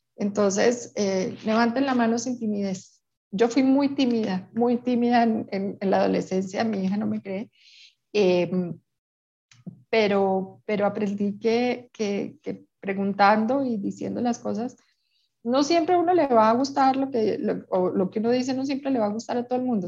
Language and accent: Spanish; Peru; now in Colombia; yo crecí en Perú y tengo amigas peruanas